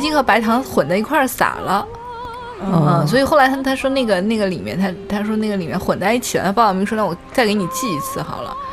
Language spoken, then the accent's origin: Chinese; southern China, China; now in Beijing, China; 我是一个 南方人